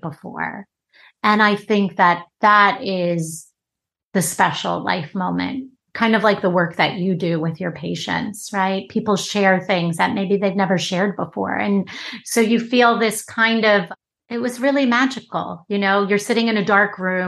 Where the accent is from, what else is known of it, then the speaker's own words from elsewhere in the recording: Long Island, New York, United States; I ended up back on Long Island from New York City, working at the local diner in my hometown